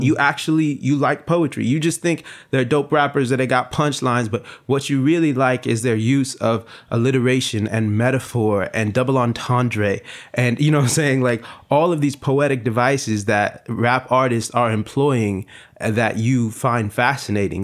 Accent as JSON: {"language": "English", "town": "Long Beach", "region": "California", "country": "United States", "said": "I'm from Long Beach"}